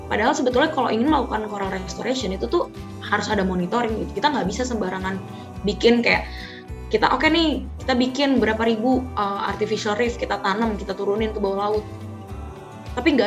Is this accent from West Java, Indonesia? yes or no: yes; Bogor, West Java, Indonesia; now in Bali, Indonesia; aku aku tuh nggak nggak kenal aku loh dari Bogor datang ke Bali belajar gitu di sini aku tuh nggak kenal laut sama sekali